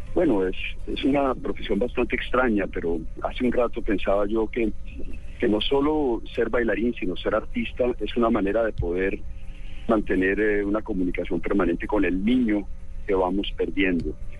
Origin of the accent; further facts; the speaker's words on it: Bogotá, Colombia; also born or lived in Medellín; now in Cartagena, Colombia; Yo nací en Medellín, me crié en Bogotá, pero mi familia es cartagenera.